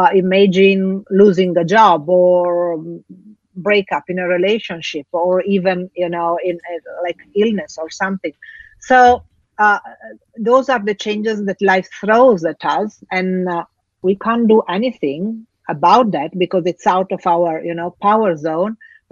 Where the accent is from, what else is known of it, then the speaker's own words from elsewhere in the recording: Italy; also born or lived in Africa; Actually, I grew up between Africa and Italy. So two different, completely different cultures, completely different environments.